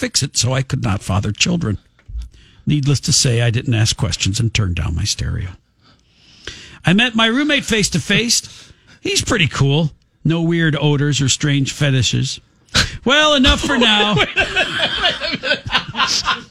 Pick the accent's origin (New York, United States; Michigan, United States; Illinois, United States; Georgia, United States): Illinois, United States; Oak Park; moved away as an adult; I grew up in Oak Park